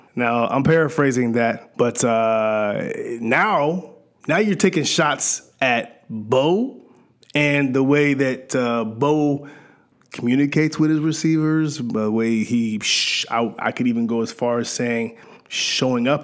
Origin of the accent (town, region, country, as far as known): Canada